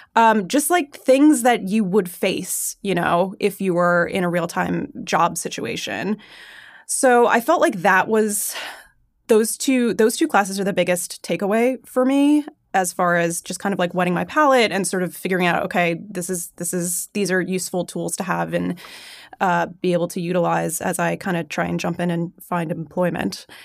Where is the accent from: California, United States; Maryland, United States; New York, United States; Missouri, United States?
New York, United States; Long Island; moved away as an adult; now in Los Angeles, United States; I grew up on Long Island, just fantastic public schools